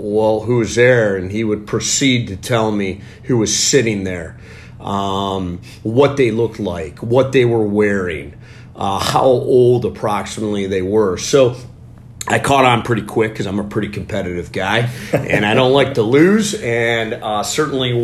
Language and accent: English; Cleveland, Ohio, United States; I grew up in Cleveland, born and raised, reside here with my family.